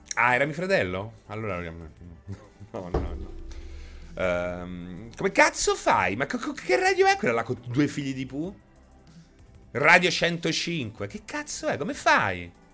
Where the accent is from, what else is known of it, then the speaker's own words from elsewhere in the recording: Rome, Lazio, Italy; noi di Roma